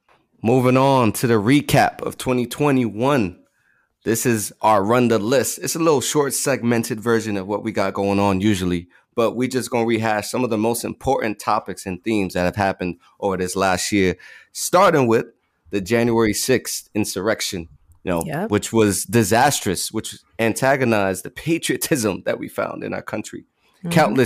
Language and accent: English; New York City, New York, United States; when I was growing up in the Bronx